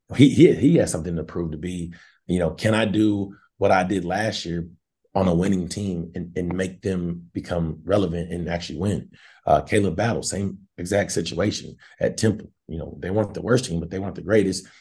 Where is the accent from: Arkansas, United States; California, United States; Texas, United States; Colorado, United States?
Arkansas, United States; Northwest; I grew up in Northwest Arkansas